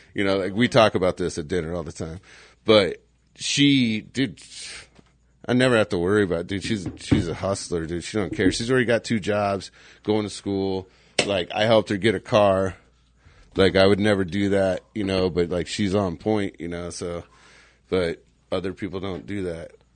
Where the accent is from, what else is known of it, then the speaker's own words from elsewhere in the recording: Scottsdale, Arizona, United States; growing up in Scottsdale